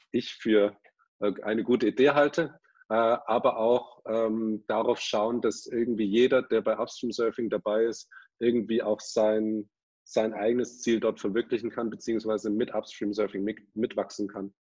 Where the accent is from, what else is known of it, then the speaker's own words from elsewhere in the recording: Ulm, Baden-Württemberg, Germany; ich wollte schon immer surfen, ähm, habe aber in meiner Heimat Ulm keine wirklichen Leute gehabt, die auch daran interessiert waren.